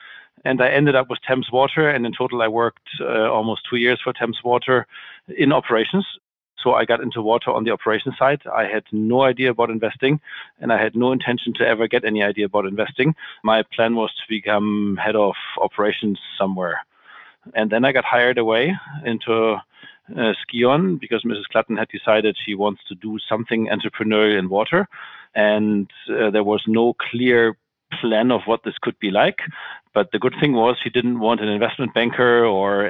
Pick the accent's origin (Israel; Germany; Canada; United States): Germany; Hamburg; moved away as an adult; now in Frankfurt, Germany; I'm originally from Hamburg